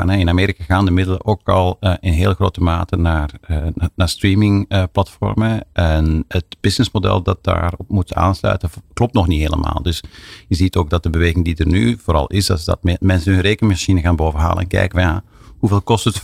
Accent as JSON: {"language": "Dutch", "country": "Belgium", "said": "Ja, ik ben gelukkig hebben wij in, in België nog een veel complexer landschap."}